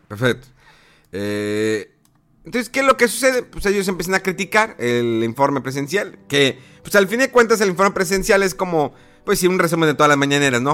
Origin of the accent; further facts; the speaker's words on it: Mexico; como mexicano, como votante